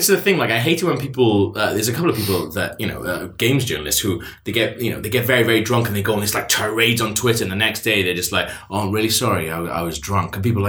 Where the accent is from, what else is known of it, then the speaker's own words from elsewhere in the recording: Wales, United Kingdom; Now, as a Welsh person, I grew up sort of, you know, like idolising people like Richard Burton